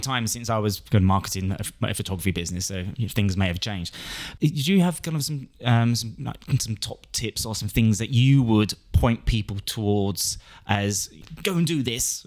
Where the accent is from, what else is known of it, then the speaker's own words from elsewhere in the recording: London, United Kingdom; moved away; We're in the Big Smoke, my hometown.